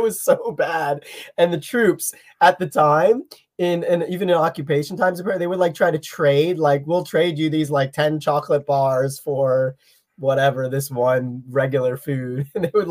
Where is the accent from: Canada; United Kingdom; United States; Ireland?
United States; Pennsylvania; I'm from Pennsylvania